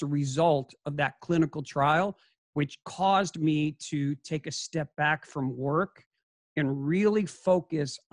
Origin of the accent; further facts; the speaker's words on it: Chicago, Illinois, United States; moved away as an adult; also born or lived in Scottsdale, Arizona; I'm a Chicago kid